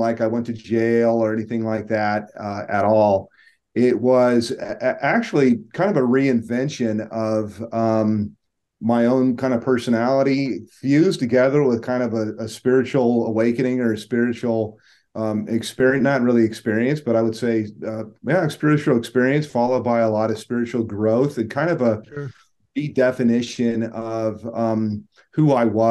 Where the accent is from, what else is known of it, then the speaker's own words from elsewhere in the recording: Tucson, Arizona, United States; I grew up in Tucson